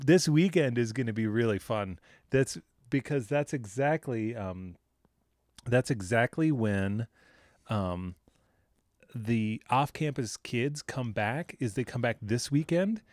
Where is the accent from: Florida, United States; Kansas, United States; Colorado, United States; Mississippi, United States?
Colorado, United States; Boulder; I'm from Boulder, Colorado